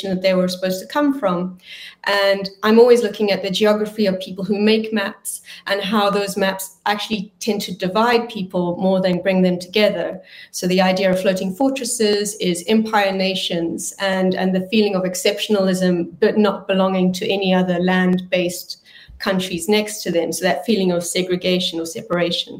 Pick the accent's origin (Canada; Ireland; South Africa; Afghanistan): South Africa; also born or lived in Hiroshima; now in London, United Kingdom; I'm a South African Belgian artist